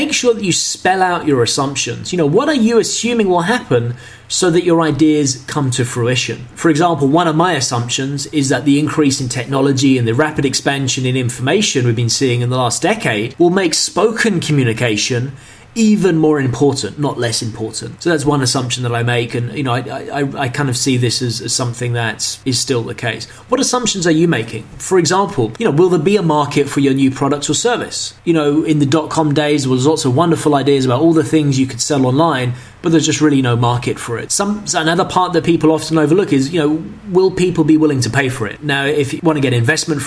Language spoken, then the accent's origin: English; London, United Kingdom; moved away as an adult; also born or lived in China; I grew up in London